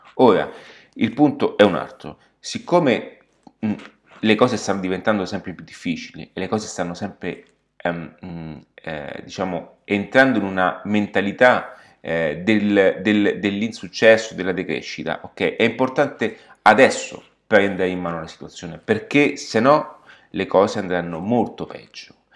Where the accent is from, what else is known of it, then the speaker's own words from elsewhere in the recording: Rome, Lazio, Italy; mi trovo in questo momento nella capitale, quindi sono dove sono nato, sono a Roma